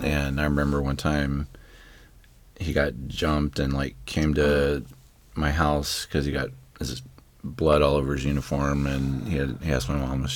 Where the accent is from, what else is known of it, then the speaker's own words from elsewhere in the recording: United States; being American, not like Russian or something.